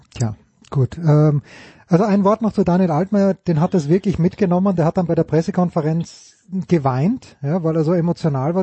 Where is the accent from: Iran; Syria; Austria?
Austria; mich als Österreicher